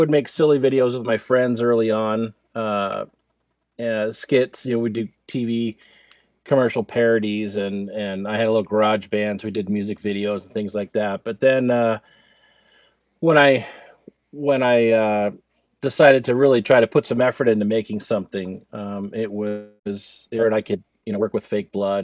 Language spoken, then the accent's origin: English; New Jersey, United States; I grew up in New Jersey